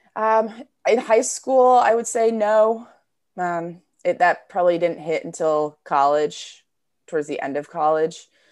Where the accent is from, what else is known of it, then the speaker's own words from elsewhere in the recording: New Jersey, United States; I grew up in New Jersey.